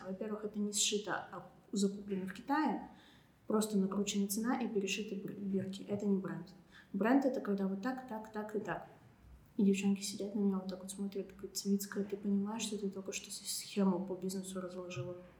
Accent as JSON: {"language": "Russian", "town": "Serov", "region": "Sverdlovsk Oblast", "country": "Russia", "tie": "born or raised there", "moved": "yes", "said": "я уехала в родной город на каникулы в Серов"}